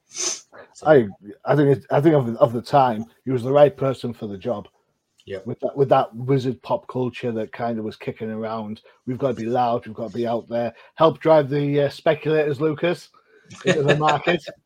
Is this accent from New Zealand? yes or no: no; United Kingdom; being a Brit